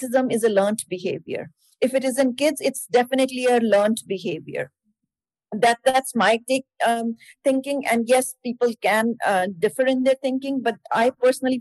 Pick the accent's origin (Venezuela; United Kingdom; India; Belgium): India; now in Erie, United States; my parents, yes, they originally from India